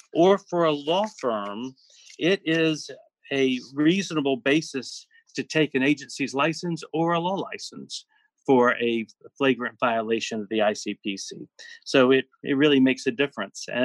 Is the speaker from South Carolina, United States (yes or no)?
yes; South Carolina, United States; I'm from South Carolina, and there's no place further than 4 hours away from the next